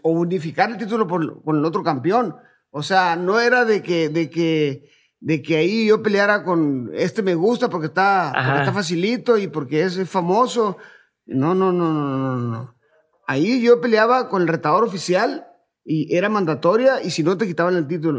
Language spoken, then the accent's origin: Spanish; Culiacán, Sinaloa, Mexico; also born or lived in Ciudad Obregón, Sonora; soy de Sinaloa, bueno, nací en Ciudad Obregón, Sonora, pero radicado toda mi vida en, en Culiacán, Sinaloa.